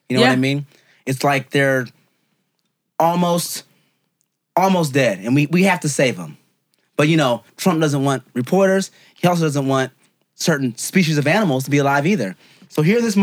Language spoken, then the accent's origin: English; California, United States; we're from California